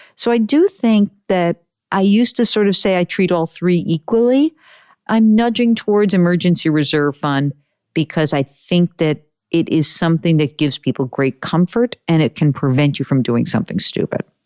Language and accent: English; New York, United States; I'm a Jew from New York